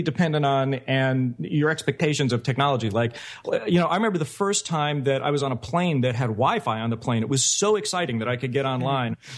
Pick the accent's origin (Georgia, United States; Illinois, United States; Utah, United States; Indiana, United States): Georgia, United States; Conyers; moved away; also born or lived in Oscoda, Michigan; I was born in Oscoda, Michigan, on an Air Force base because my dad was in the Air Force. But I was only there for a few months. I really grew up in Conyers